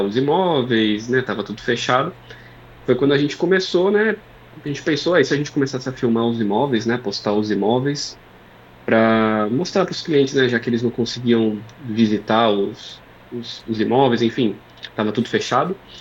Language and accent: Portuguese; Praia Grande, São Paulo, Brazil; eu sou de Praia Grande.